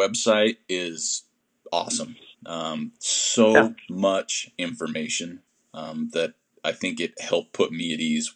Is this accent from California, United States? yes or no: no; Utah, United States; I'm from Utah.